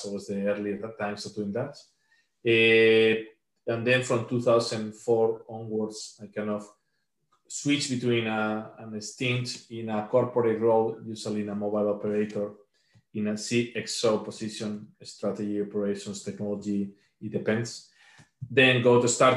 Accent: Spain; moved away as an adult; now in Riga, Latvia; originally I'm from Spain

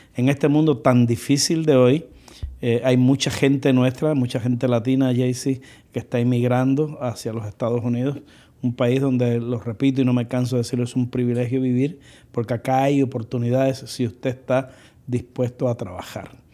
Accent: Cuba; now in United States; yo soy cubano y que cuánto orgullo siento de mi gente

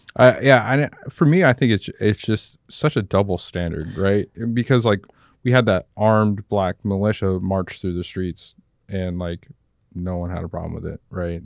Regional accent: Las Vegas, Nevada, United States; moved away; also born or lived in Arizona; growing up in Las Vegas

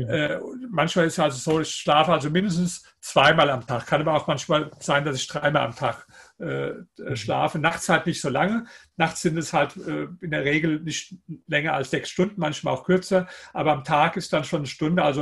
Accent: Germany; dass man einfach viele Worte definitiv falsch, falsch ausspricht als, als Deutscher.

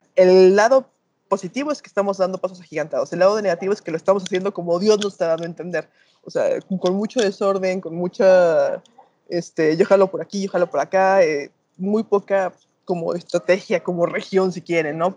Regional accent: Mexico; como decimos acá en México

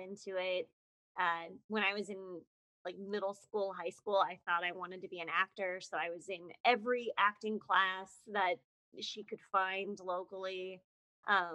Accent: Westminster, Colorado, United States; moved away; also born or lived in Lafayette, Colorado / Boulder, Colorado; I'm from, I say Boulder, Colorado. I'm really from Westminster, Colorado. When I was little, I lived in Lafayette

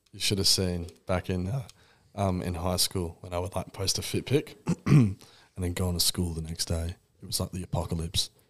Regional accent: Perth, Western Australia, Australia; I'm from Perth

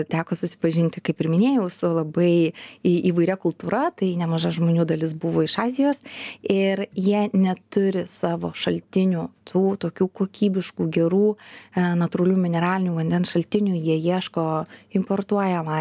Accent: Lithuania; also born or lived in Kaunas; mes esame lietuviai

